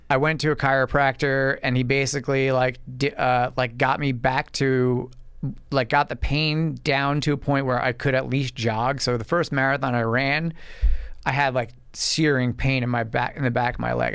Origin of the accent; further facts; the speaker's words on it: Medford, United States; I'm from Medford, right out east from here, and, uh, grew up out there